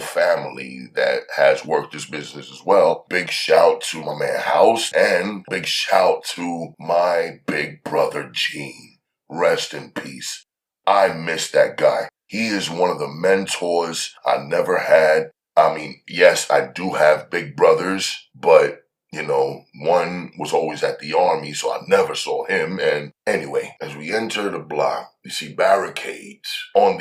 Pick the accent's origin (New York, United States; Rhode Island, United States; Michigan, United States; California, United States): New York, United States; New York City; I'm from Harlem